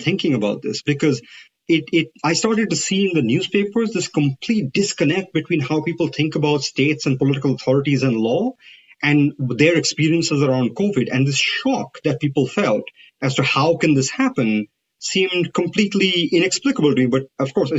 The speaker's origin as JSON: {"language": "English", "country": "India", "moved": "yes", "said": "I come from India"}